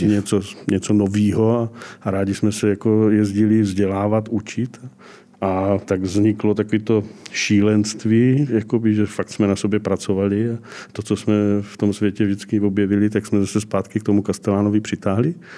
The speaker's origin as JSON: {"language": "Czech", "town": "Brno", "region": "South Moravian Region", "country": "Czechia", "tie": "born or raised there", "also_born_or_lived": "Čeladná", "said": "Já jsem původem z Brna, nebo ze Střelicu Brna."}